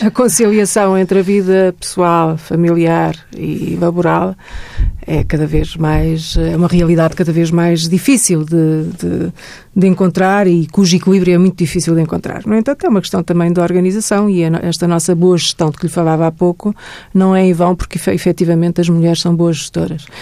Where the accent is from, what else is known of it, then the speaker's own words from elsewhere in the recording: Santarém, Portugal; Eu, eu sou de Santarém, vivi em Santarém quando era miúda